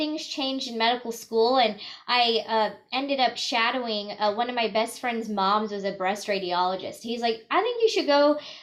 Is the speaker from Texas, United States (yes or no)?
no; rural Northwest Missouri, United States; also born or lived in Boston; I actually grew up in very rural Northwest Missouri, a town of 8,000 people. I was born and raised there